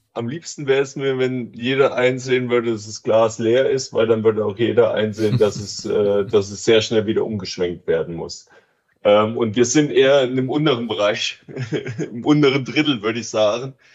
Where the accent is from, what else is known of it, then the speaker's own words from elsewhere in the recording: East Germany, Germany; moved away as an adult; now in Switzerland; Ich komme aus Ostdeutschland.